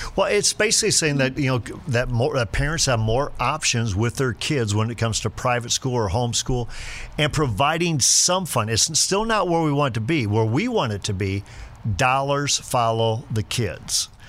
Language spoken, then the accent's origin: English; Sheldon, Iowa, United States; I was a high school principal in Sheldon. That's my hometown, rural Iowa